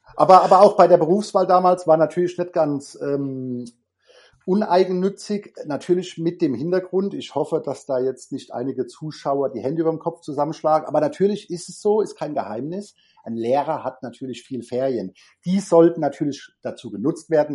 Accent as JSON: {"language": "German", "country": "Germany", "also_born_or_lived": "Frankfurt", "said": "Bei uns in Deutschland"}